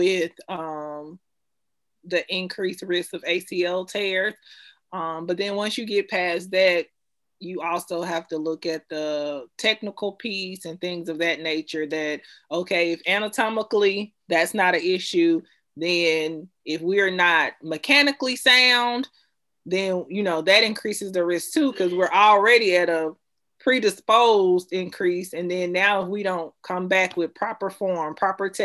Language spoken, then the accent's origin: English; Memphis, Tennessee, United States; now in Jacksonville, United States; I was born and raised in Memphis, Tennessee. I now live in Jacksonville, Florida